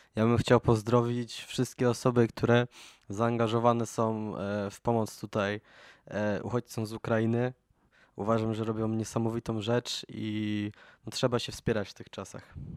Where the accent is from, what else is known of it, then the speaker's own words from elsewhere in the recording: Poland; jesteśmy jednak zespołem z Polski